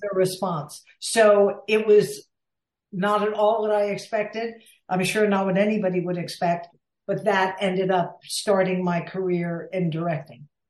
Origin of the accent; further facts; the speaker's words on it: Villanova, Pennsylvania, United States; I grew up outside of Philadelphia in Villanova, Pennsylvania